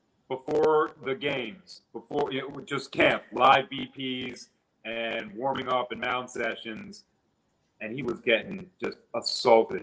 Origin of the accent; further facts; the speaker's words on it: Reisterstown, Maryland, United States; moved away as an adult; now in Sarasota, United States; I'm from Baltimore County, so it's like my town is called Reisterstown. It's a northwest suburb of Baltimore